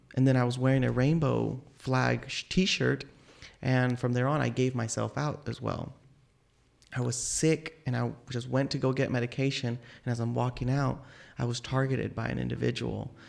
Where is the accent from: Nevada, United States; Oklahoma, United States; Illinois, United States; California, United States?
Oklahoma, United States; Tulsa; I was born here in Tulsa, and I still have family members